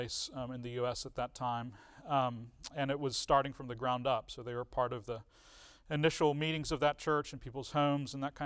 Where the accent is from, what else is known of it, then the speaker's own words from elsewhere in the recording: Richmond, Virginia, United States; also born or lived in England; I was born in 1980 in Richmond, Virginia